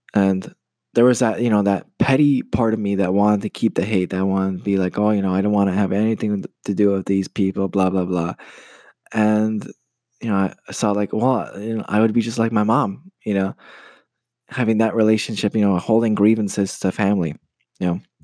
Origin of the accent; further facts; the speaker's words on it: United States; moved away as an adult; now in Poland; I'm Polish American. I grew up in the States and uh, I moved to Poland about five years ago to study